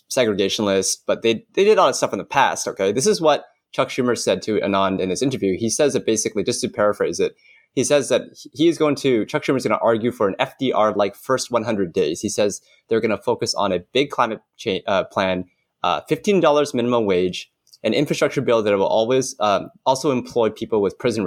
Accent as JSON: {"language": "English", "country": "Canada", "said": "I'm a Canadian"}